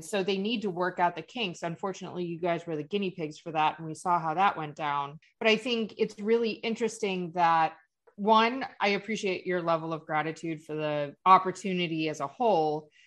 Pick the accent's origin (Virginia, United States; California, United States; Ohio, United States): Ohio, United States; Cleveland; now in Florida, United States; both of us are from Ohio